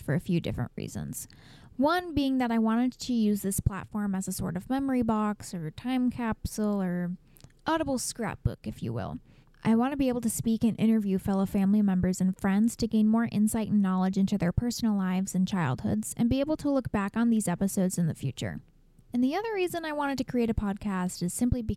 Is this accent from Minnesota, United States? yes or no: yes; Minnesota, United States; now in Austin, United States; I'm originally from Minnesota, and I currently work as a hairdresser in Austin, Texas.